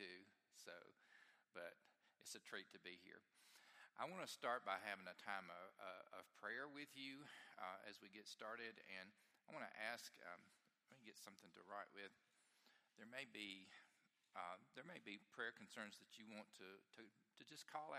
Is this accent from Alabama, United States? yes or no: yes; the Shoals area, Alabama, United States; moved away; I grew up in the Shoals area